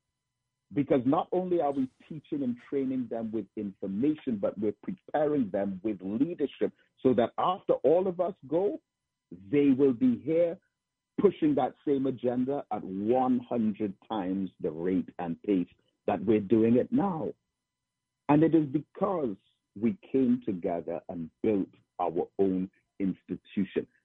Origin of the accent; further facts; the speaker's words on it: England, United Kingdom; moved away as an adult; also born or lived in Trinidad; now in Trinidad and Tobago; I was born in England and joined the Nation of Islam over there. And I came back to Trinidad